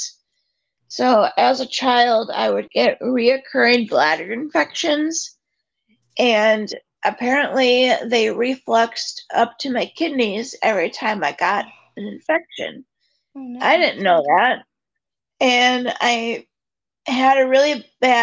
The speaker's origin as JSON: {"language": "English", "town": "Oshkosh", "region": "Wisconsin", "country": "United States", "tie": "born or raised there", "said": "I'm from Oshkosh, Wisconsin, born and raised. I still live here."}